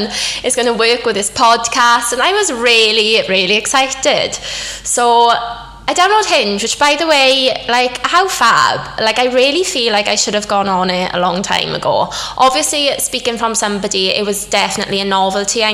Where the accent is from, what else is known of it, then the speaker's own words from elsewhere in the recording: Wales, United Kingdom; moved away as an adult; also born or lived in London; I'm Welsh obviously, but I've been living in London for 6 years now, but over lockdown obviously everything closed, so I moved back to Wales